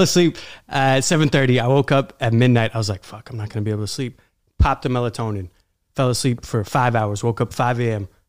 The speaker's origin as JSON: {"language": "English", "town": "New York City", "region": "New York", "country": "United States", "tie": "born or raised there", "said": "I grew up in Queens"}